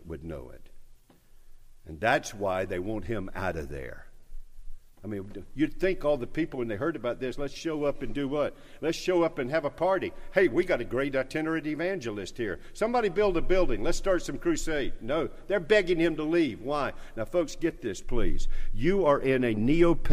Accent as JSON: {"language": "English", "town": "North Charleston", "region": "South Carolina", "country": "United States", "accent": "North Charleston", "said": "my North Charleston accent"}